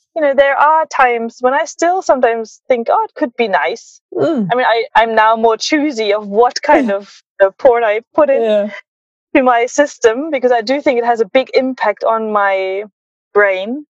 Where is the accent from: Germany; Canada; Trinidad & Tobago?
Germany; Berlin; growing up in Berlin and having like a German upbringing